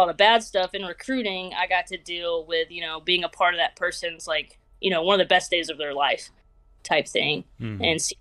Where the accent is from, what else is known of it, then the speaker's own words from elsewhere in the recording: Georgia, United States; moved away as an adult; also born or lived in Montgomery, Alabama / Anchorage, Alaska; I am from Georgia, so I wanted to get a little bit further away from home.